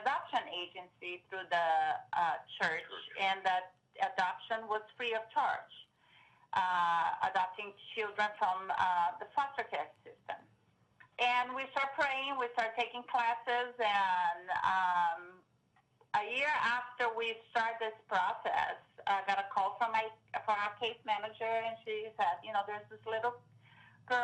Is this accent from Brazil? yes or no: yes; Brazil; also born or lived in Seattle area, Washington, United States; now in Vancouver, Washington, United States; Growing up in Brazil